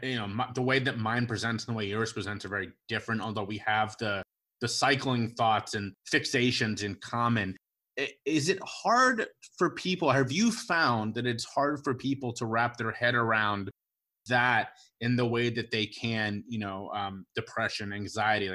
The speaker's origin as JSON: {"language": "English", "town": "Cincinnati", "region": "Ohio", "country": "United States", "tie": "born or raised there", "said": "I'm a Cincinnati guy. I grew up in Cincinnati, big Cincinnati Reds fan"}